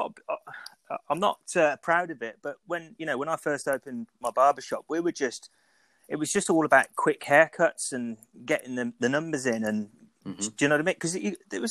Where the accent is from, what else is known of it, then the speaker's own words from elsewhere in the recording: Birmingham, West Midlands, United Kingdom; moved away; also born or lived in Milton Keynes / Banbury / Leamington Spa; I'm actually from Birmingham